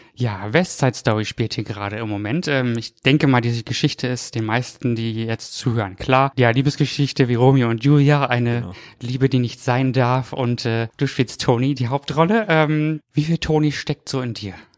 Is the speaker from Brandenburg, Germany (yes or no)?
yes; Brandenburg, Germany; now in Cologne, Germany; Also ich komme aus der Gegend tatsächlich aus Brandenburg ursprünglich ja.